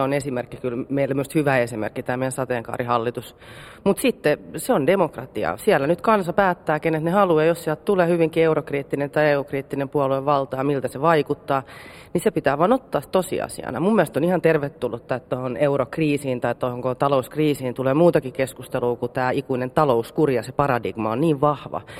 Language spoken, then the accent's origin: Finnish; Helsinki, Uusimaa, Finland; mä oon stadilainen